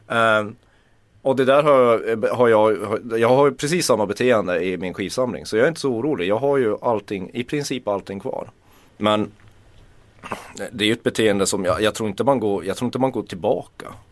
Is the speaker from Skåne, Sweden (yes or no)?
no; Kiruna, Norrbotten County, Sweden; jag är uppvuxen med katastroftänk. Mm. Jag kommer från Kiruna